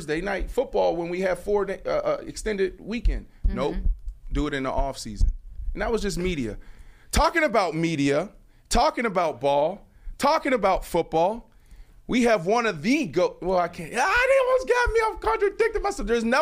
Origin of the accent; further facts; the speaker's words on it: Pittsburgh, Pennsylvania, United States; I grew up in Pittsburgh.